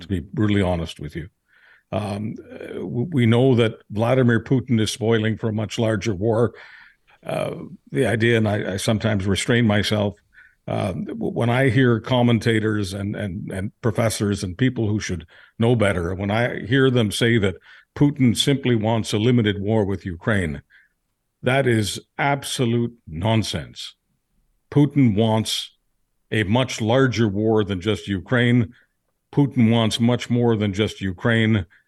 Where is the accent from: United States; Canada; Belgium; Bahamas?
Canada; Manitoba; not as a Manitoban, but as a Canadian human being